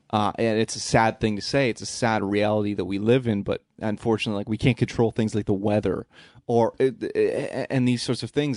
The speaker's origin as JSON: {"language": "English", "country": "Canada", "said": "we're nice Canadian boys."}